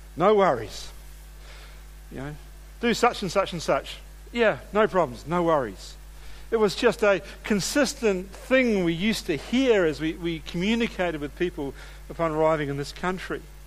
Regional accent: New Zealand; moved away as an adult; now in Australia; I'm a New Zealander.

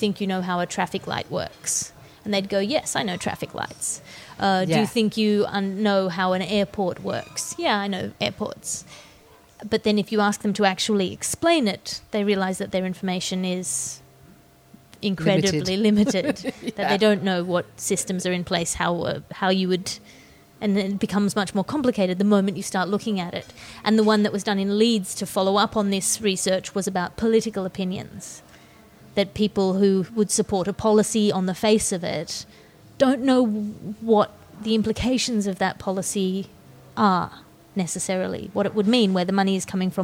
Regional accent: Australia; I think I'm Australian. Everything I've ever experienced has told me I'm Australian.

